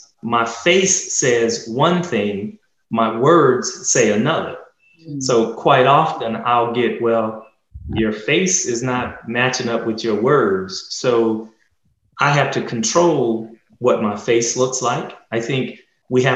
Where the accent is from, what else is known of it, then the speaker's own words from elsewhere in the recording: Dallas, Texas, United States; growing up in Oak Cliff